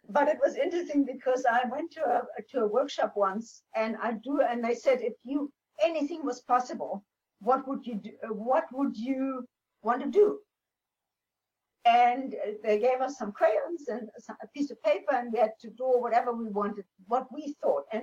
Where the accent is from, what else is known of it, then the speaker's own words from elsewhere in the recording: Namibia; they so loved the idea that I came from Namibia, that I was the first pilot, female pilot in Namibia.